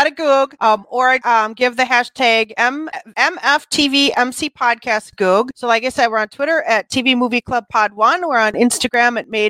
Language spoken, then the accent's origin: English; Wisconsin, United States; accent: Wisconsin; I got my Wisconsin accent up here